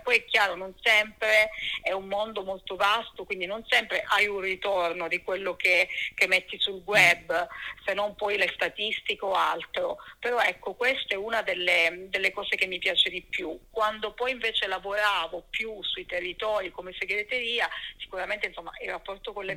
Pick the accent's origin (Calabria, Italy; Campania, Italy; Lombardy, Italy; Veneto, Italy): Calabria, Italy; Cosenza; moved away as an adult; now in Florence, Italy; sono calabrese, sono nata a Cosenza e lì diciamo ho vissuto fino all'età di 26 anni